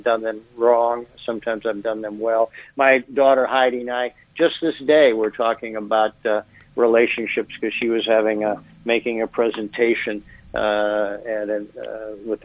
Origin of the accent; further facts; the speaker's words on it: Midland, Michigan, United States; my hometown of Midland